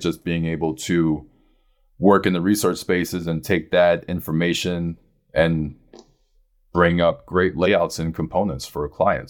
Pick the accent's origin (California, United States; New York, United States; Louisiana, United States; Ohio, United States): New York, United States; New York City; I'm from Brooklyn